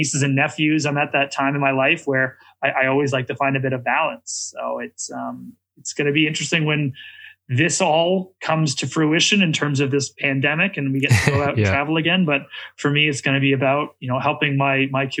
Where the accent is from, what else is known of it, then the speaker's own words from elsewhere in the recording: Toronto, Ontario, Canada; I was from Toronto